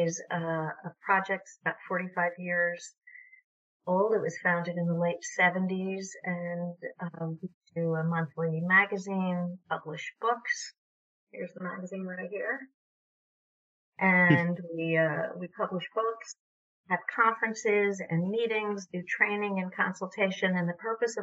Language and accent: English; New York, United States; moved away as an adult; also born or lived in Vermont; I grew up in New York, but lived in Vermont for most of my adult life